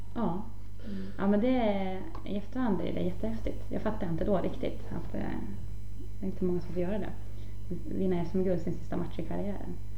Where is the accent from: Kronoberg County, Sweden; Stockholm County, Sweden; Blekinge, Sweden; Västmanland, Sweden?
Västmanland, Sweden; Norberg; hemma i Norberg